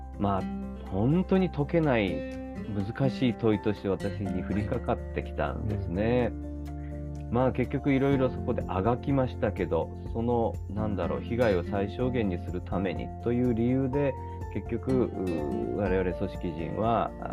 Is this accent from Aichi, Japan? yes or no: no; Fukuoka, Japan; 地元福岡もしくは九州